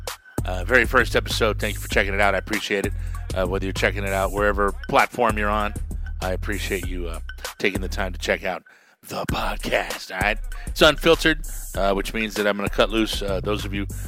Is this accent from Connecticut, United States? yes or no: no; Albuquerque, New Mexico, United States; I am from Albuquerque, New Mexico.